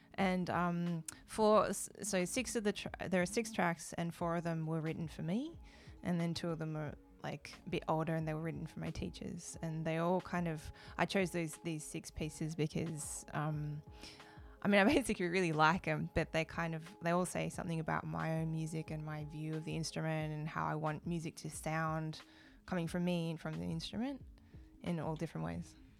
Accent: Melbourne, Victoria, Australia; moved away as an adult; now in Japan; I grew up, I was born in Australia, in Melbourne

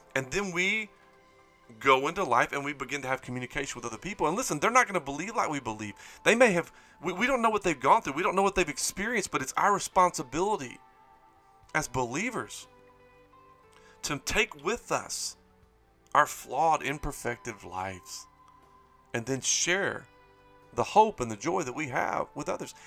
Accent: Springhill, Louisiana, United States; I grew up in Spring Hill, Louisiana

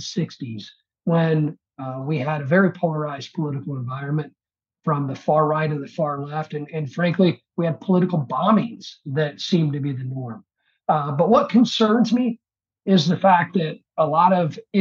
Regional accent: Illinois, United States; my home state of Illinois

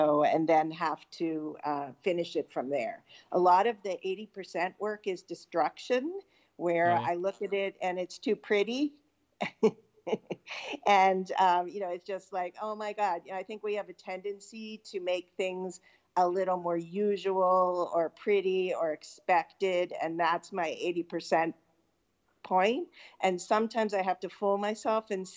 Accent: Pittsburgh, Pennsylvania, United States; now in Western Connecticut, United States; I grew up in Pittsburgh, Pennsylvania

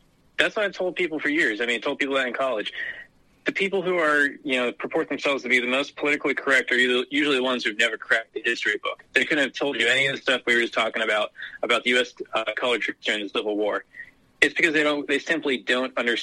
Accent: Maryland, United States; I grew up in Deep Blue, Maryland.

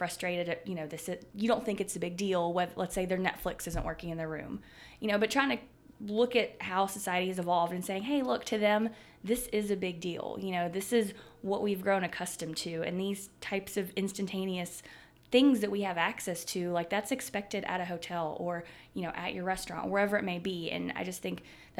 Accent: Mississippi, United States; moved away; I'm from Mississippi

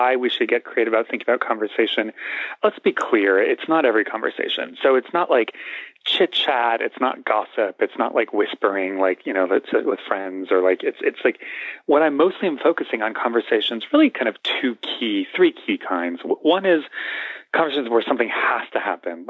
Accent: Los Angeles, California, United States; we're both come from Los Angeles

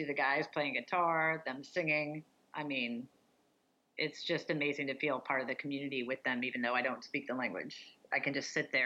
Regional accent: United States; I'm an American veteran

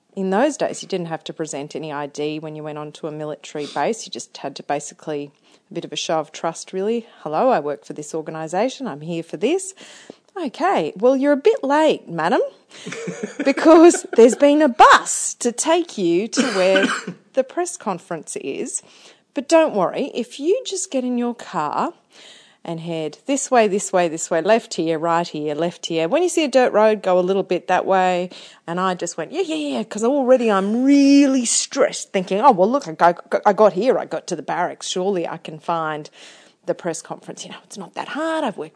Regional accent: New Zealand; moved away as an adult; also born or lived in Townsville; I come from New Zealand

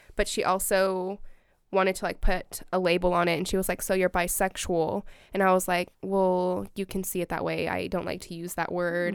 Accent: Salinas, California, United States; moved away as an adult; now in Eugene, United States; I'm from Salinas, California

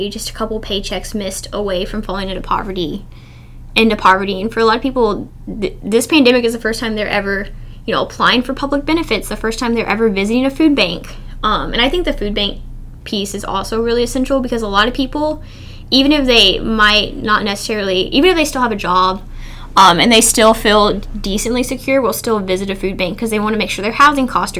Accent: Bullitt County, Kentucky, United States; I'm from Bullitt County, and all of my family hunts, and they all call it venison.

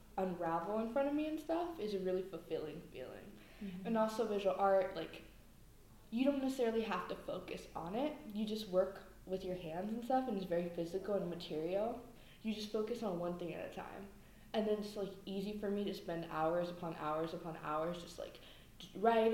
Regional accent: San Francisco, California, United States; I'm from the Mission District in San Francisco

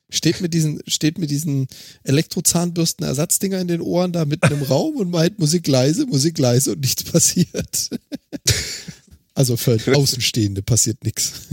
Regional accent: Freiburg im Breisgau, Baden-Württemberg, Germany; meine Heimatstadt Freiburg im Breisgau

